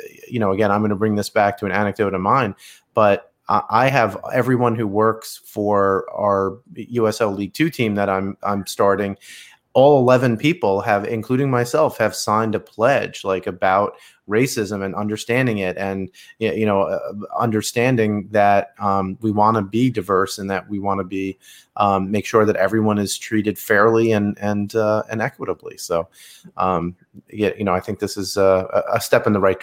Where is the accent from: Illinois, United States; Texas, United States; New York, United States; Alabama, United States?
New York, United States; I'm a New Yorker